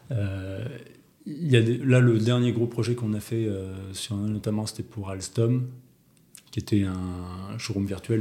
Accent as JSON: {"language": "French", "region": "Auvergne-Rhône-Alpes", "country": "France", "also_born_or_lived": "Paris", "moved": "as an adult", "said": "je suis auvergnat"}